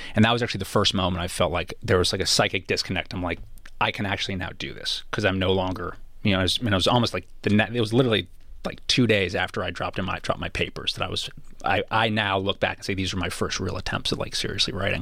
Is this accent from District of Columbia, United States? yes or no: no; Los Angeles, California, United States; growing up in Los Angeles